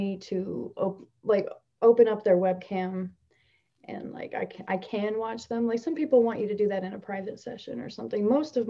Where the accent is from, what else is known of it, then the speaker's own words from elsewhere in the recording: New Jersey, United States; I'm from Central Jersey